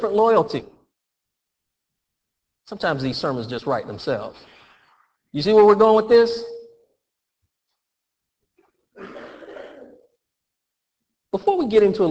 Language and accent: English; Florida, United States; I'm a Floridian. I was born and raised in Florida